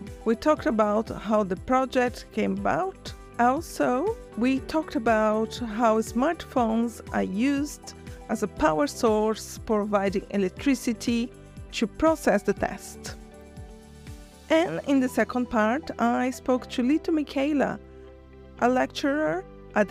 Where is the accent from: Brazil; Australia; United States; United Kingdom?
Brazil; moved away; I'm from Brazil originally